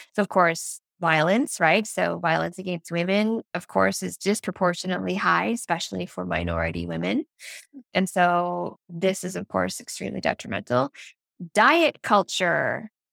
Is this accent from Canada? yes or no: yes; Nova Scotia, Canada; now in Ontario, Canada; I'm actually from the East Coast of Canada. So, I'm from the province of Nova Scotia, which is just north of Maine.